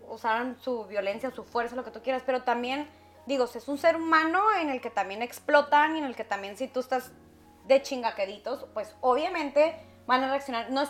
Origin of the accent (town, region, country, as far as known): Mexico